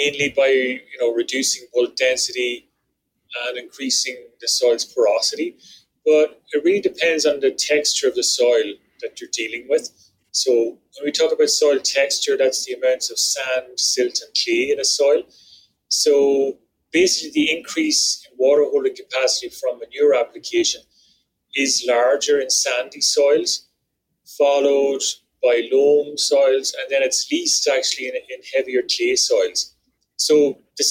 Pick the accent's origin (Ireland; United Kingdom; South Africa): Ireland; now in Canada; the farm I grew up in back in Ireland